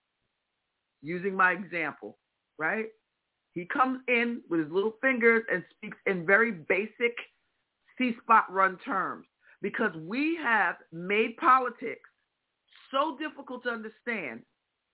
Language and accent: English; Midwest, United States; accent: Midwestern; my Midwestern accent